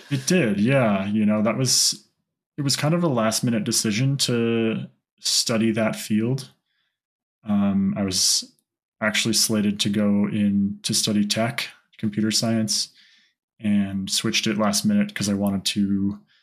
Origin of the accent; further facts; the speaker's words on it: Santa Fe, New Mexico, United States; I grew up in Santa Fe, which is the highest capital in the U.S.